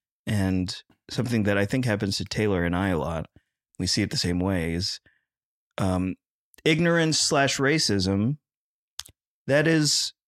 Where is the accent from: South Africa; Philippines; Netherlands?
Philippines; I'm Filipino. And we are the Hispanics of the East.